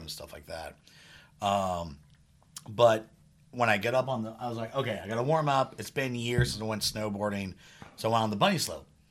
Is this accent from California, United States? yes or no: yes; Redwood City, California, United States; I love my hometown